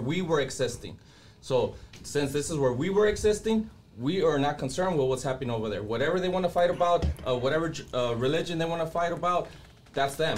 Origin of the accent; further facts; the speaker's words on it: Compton, California, United States; also born or lived in Zacatecas, Mexico; I grew up in Compton. I'm still living in Compton all the time